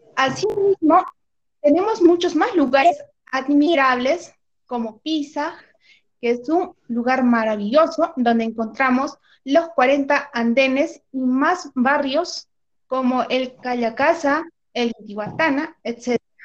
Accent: Cusco, Peru; mi querido Cusco

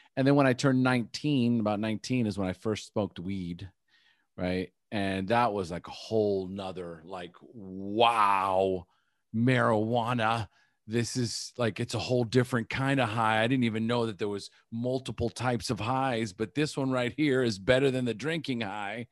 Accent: United States; first language English; born in the United States. So my first language is English

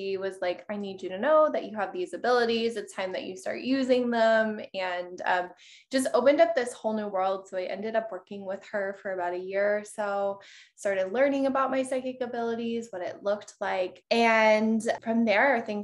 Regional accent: Colorado, United States; moved away as an adult; now in Miami, United States; I actually grew up in Colorado.

